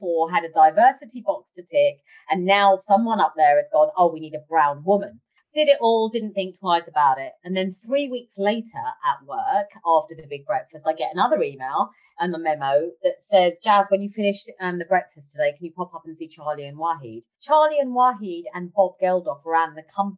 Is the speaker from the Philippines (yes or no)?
no; London, United Kingdom; I come from Harlesden and Southall